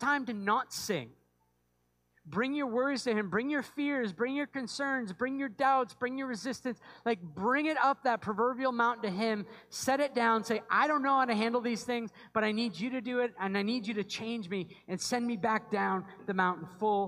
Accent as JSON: {"language": "English", "area": "just outside of Portland", "region": "Maine", "country": "United States", "tie": "born or raised there", "said": "I grew up just outside of Portland, Maine"}